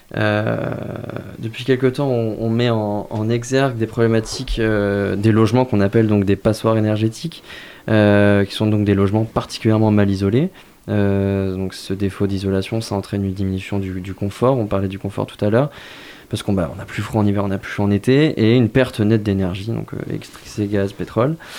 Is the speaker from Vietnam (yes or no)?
no; Moselle, Grand Est, France; now in Angers, France; alors moi je viens de Moselle